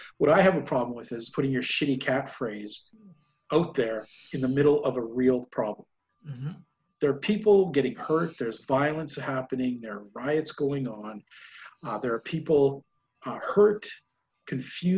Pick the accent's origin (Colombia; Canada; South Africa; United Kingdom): Canada; I noticed that as a Canadian